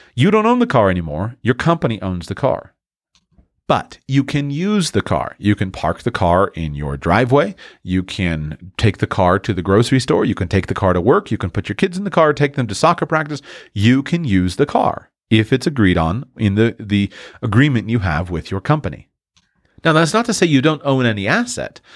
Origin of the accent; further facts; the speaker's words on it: Florida, United States; I'm from Florida